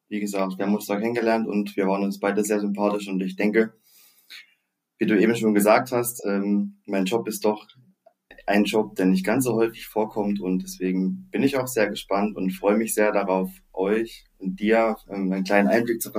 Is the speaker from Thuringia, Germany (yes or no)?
yes; Oberhof, Thuringia, Germany; ich bin in Thüringen groß geworden, äh, in Oberhof, das kennt glaube ich schon, ja, das kennt schon sehr viele Leute, es ist ein Wintersportverrückter Ort im Thüringer Wald